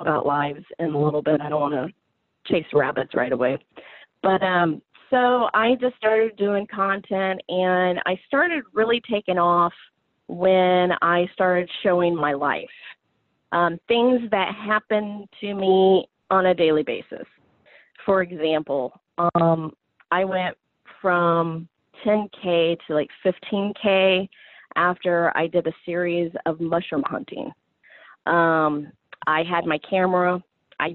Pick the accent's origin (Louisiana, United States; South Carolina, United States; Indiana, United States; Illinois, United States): Illinois, United States; Southern; I am from Southern Illinois